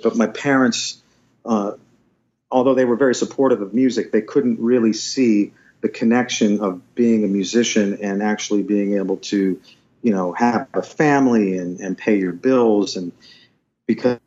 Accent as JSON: {"language": "English", "area": "Wilkes-Barre", "region": "Pennsylvania", "country": "United States", "tie": "born or raised there", "said": "I stayed close by in my hometown and went to the local university, the local college. Wilkes College was the name of the school."}